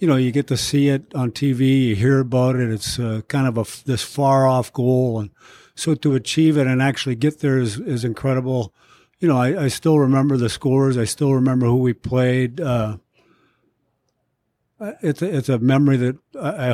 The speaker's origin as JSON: {"language": "English", "town": "St. Paul", "region": "Minnesota", "country": "United States", "tie": "born or raised there", "also_born_or_lived": "Philadelphia", "moved": "as an adult", "said": "I lived on Beach Street, which is on the east side, right around the corner from Harding High School"}